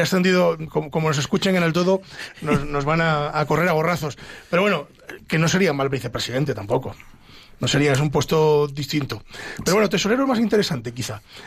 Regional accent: Ávila, Castile and León, Spain; Valeriano y yo de Ávila, aunque mi inglés es de Burgos, pero realmente somos de Ávila

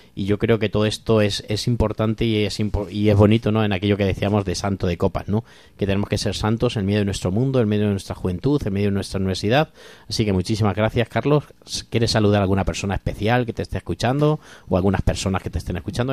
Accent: Corral de Almaguer, Castilla-La Mancha, Spain; moved away; Corral de Almaguer de mi pueblo

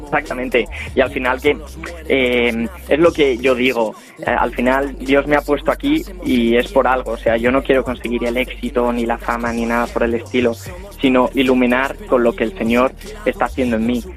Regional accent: Spain; yo me siento orgulloso de, ser español

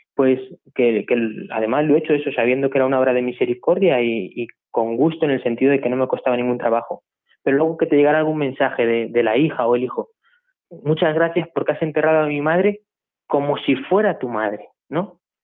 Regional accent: La Puebla de Almoradiel, Castilla-La Mancha, Spain; also born or lived in Madridejos; soy de la Puebla de Moradiel, un pueblo también de aquí de La Mancha de, Toledo, de la provincia de Toledo

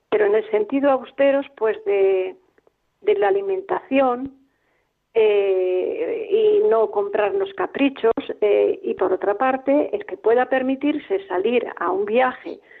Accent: Palencia, Castile and León, Spain; yo soy de Palencia

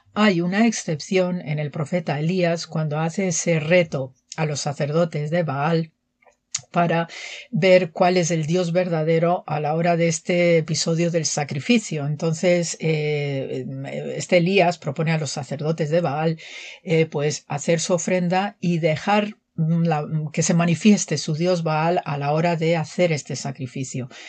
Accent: Manzanares, Castilla-La Mancha, Spain; soy de Manzanares, Ciudad Real

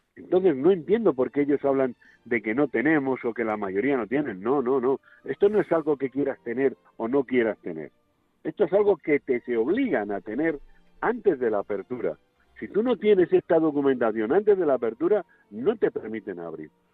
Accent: Valladolid, Castile and León, Spain; la de mi pueblo, Valladolid

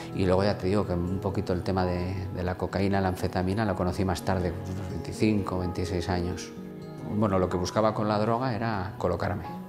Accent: Vitoria, Basque Country, Spain; vengo de Vitoria

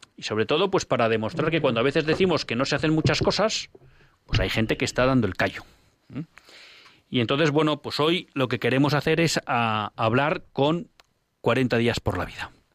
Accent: Bilbao, Basque Country, Spain; en Bilbao, mira, mi tierra

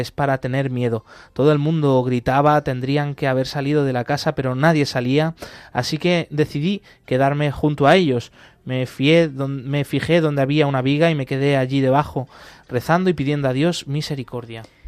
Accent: Argentina; now in Aleppo, Syria; cuando era pequeño en mi país natal, en Argentina

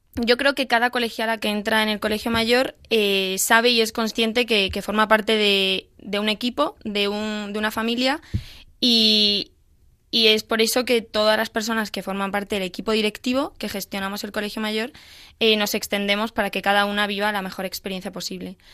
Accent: A Coruña, Galicia, Spain; Coruña, de donde soy

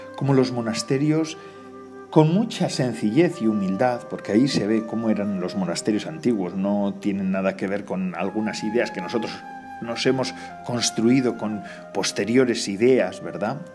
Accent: Biscay, Basque Country, Spain; mi tierra. Aquí en Vizcaya

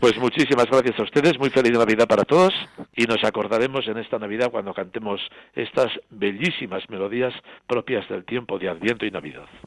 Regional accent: Burguete, Navarre, Spain; mi santuario natal de Roncesvalles, yo soy de Burguete

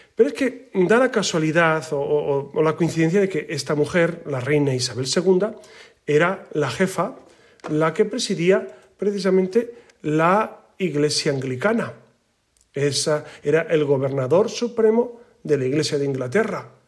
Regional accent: Spain; como la nuestra, como la española

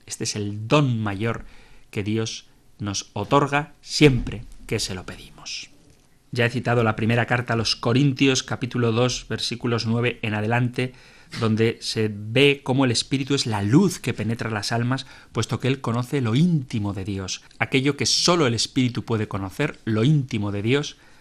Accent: Basque Country, Spain; a mi tierra natal, al País Vasco

